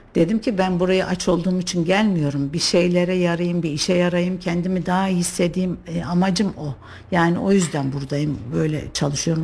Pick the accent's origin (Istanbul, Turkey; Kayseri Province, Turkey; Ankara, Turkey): Kayseri Province, Turkey; Kayseri; Kayseri'de yaşıyorum doğduğumdan beri